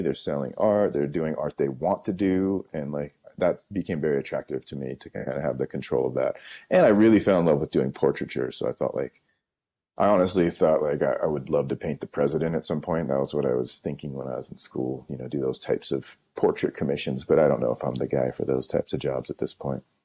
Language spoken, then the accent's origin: English; San Francisco, California, United States; I grew up in San Francisco